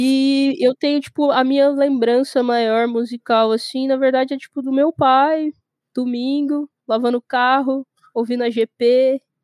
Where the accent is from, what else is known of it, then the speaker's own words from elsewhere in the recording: Goiânia, Goiás, Brazil; eu sou nascida e criada em Goiânia, Goiás, no centro do centro do centro do país